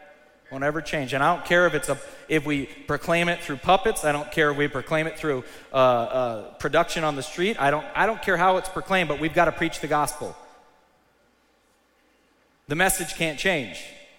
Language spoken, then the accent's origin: English; United States; I'm a proud American, I am. I love America.